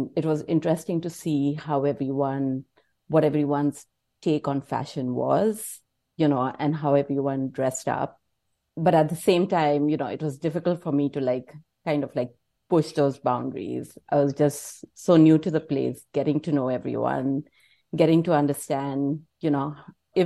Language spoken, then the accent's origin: English; India; moved away as an adult; also born or lived in New York, United States; now in Los Angeles, United States; So I grew up in India, you know, and I moved to the United States in 2008.